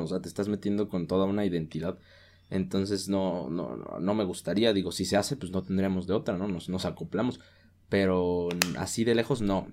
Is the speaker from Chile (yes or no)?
no; Oaxaca, Mexico; como mexicanos, Dargo, siempre hemos crecido con la cultura mexicana, la tradición mexicana. En Oaxaca